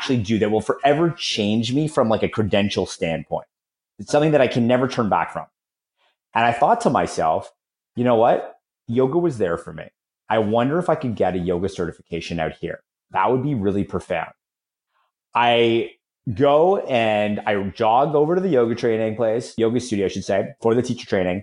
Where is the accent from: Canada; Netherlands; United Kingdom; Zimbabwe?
Canada; Toronto, Ontario; moved away as an adult; also born or lived in San Francisco / Florida; I just moved back to Toronto, my hometown